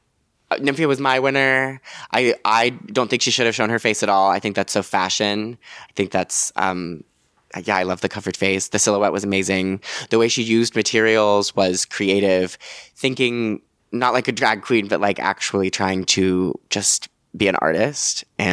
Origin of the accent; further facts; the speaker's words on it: New York, United States; Like you dream of New York and then I've lived in New York my whole life. I'm a New Yorker.